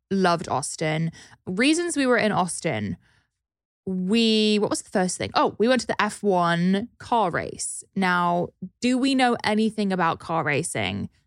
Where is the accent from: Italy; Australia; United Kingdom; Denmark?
United Kingdom; now in Los Angeles, United States; a pale British person